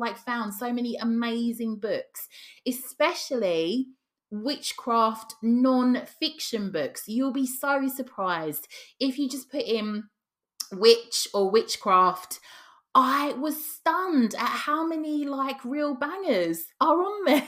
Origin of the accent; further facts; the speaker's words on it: Cockney and Estuary English, London, United Kingdom; accent: Cockney / Estuary English; some of the sayings that I'm used to, that I grew up around